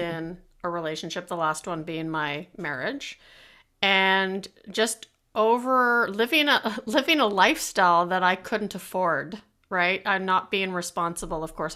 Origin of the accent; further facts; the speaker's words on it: Canada; being Canadian